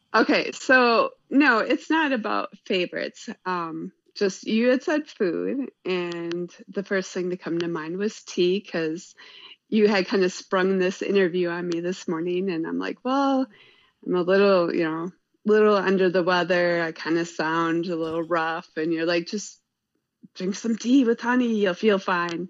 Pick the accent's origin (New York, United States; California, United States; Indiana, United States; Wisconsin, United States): Wisconsin, United States; Kewaskum; moved away as an adult; now in Oshkosh, United States; I actually grew outside up outside of Kewaskum, outside of uh, a unincorporated village, uh, Newfane